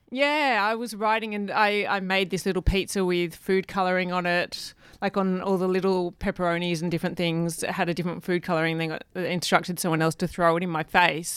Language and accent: English; Perth, Western Australia, Australia; I was born in Perth. in Western